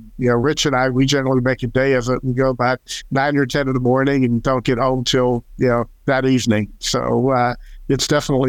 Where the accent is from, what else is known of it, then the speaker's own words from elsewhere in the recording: Texas, United States; I told them I was from Texas